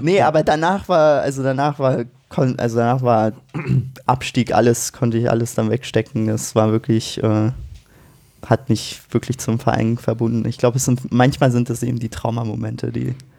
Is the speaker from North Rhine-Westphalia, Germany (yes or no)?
no; Kremmen, Brandenburg, Germany; also born or lived in Berlin; now in Heidelberg, Germany; Ich komme äh, ursprünglich aus Brandenburg, bin geboren in Berlin, sogar in Charlottenburg